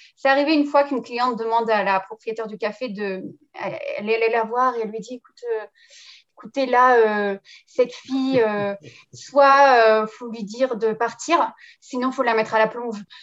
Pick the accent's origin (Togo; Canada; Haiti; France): France; moved away as an adult; now in New Zealand; Je suis euh, née en France, j'ai grandi en France, mais avec un papa kiwi.